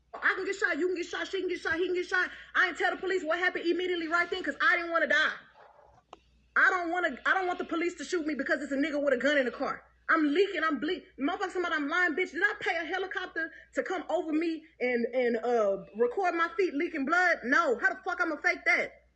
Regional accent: Houston, Texas, United States

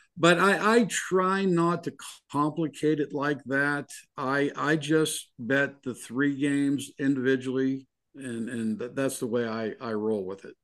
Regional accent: Pittsburgh, Pennsylvania, United States; moved away; I'm originally from Pittsburgh

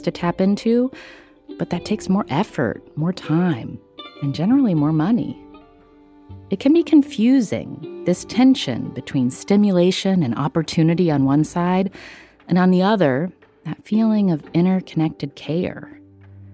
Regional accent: West Virginia, United States; also born or lived in Wyoming; now in San Francisco Bay Area, United States; I grew up in West Virginia

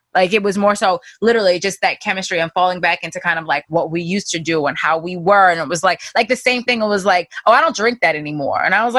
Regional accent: Baltimore, Maryland, United States; accent: Baltimore; my Baltimore accent just be popping out

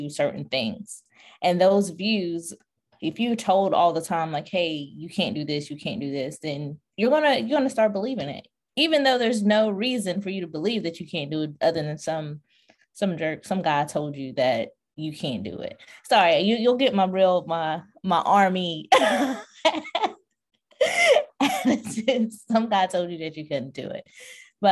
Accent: North Carolina, United States; I'm from North Carolina

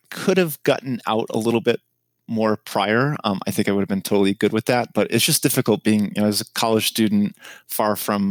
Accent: East Coast, United States; I grew up on the East Coast.

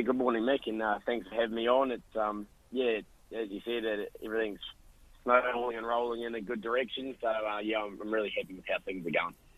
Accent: New Zealand; now in Australia; probably being from New Zealand

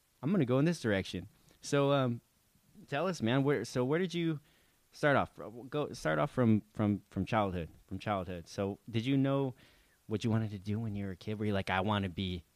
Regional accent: Ventura, California, United States; we're over here in Ventura, California, and that's where we were born and raised, right, for until we were 18, I think, both of us

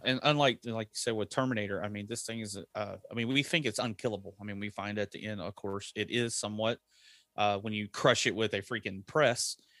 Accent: Texas, United States; I grew up in Texas. We know trucks

